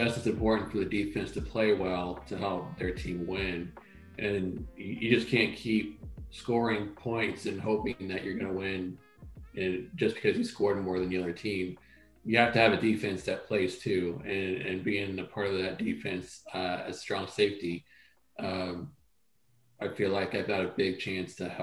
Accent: Ohio, United States; growing up in Ohio

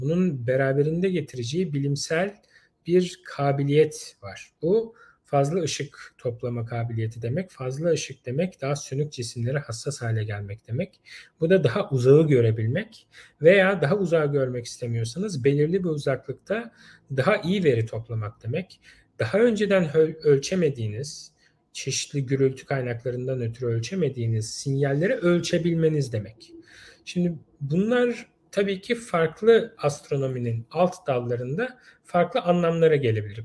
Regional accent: Istanbul, Turkey; moved away as an adult; also born or lived in Ankara; Yani ben doğma büyüme İstanbul'duydum.

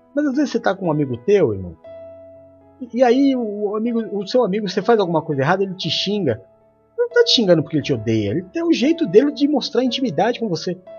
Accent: São Paulo, Brazil; Quando eu era criança pequena na Zona Leste, nasci na Zona Leste de São Paulo

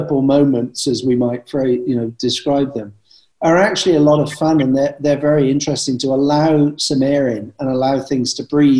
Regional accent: Bath, South West England, United Kingdom; I come from Bath

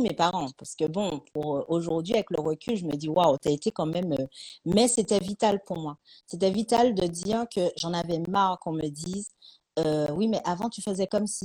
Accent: Martinique; also born or lived in Paris / Lyon; now in Toulouse, France; d'où je viens, je viens de Martinique

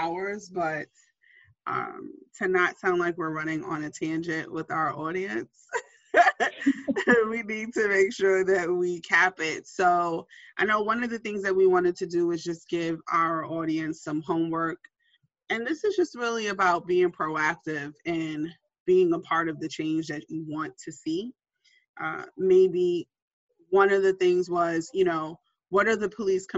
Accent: New York City, New York, United States; I'm a New Yorker to my heart

